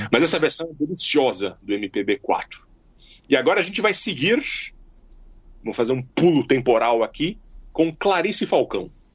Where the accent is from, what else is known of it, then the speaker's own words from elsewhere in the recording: Jundiaí, São Paulo, Brazil; lá no meu bairro em Jundiaí